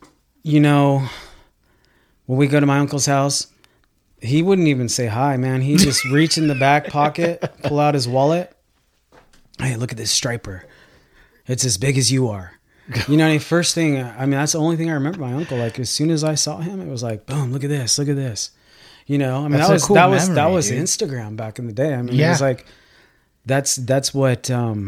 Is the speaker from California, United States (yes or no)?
yes; Bishop, California, United States; No, we grew up in Bishop, California.